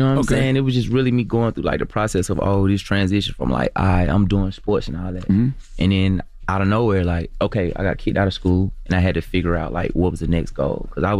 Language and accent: English; Atlanta, Georgia, United States; Yeah, I'm from Atlanta.